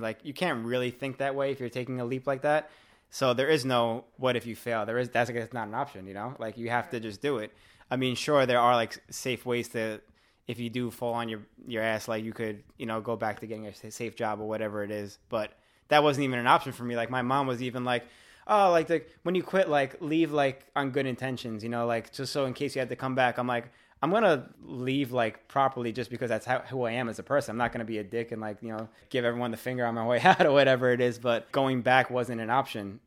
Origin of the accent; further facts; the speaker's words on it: New York City, New York, United States; I'm from Staten Island also